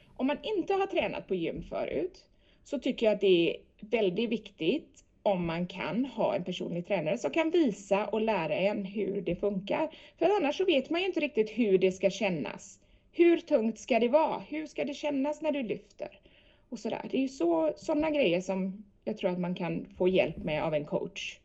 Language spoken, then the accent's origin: Swedish; Sweden; moved away